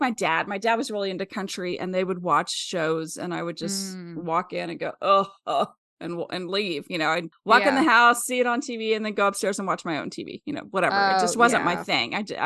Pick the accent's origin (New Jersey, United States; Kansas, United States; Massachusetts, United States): Kansas, United States; Wellsville; she's from my hometown, and I feel like I missed out on a possible friend. She's from Wellsville, Kansas, which is about 20 miles outside of Kansas City.